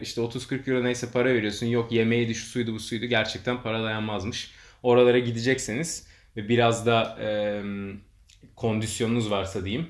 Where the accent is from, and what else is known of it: Turkey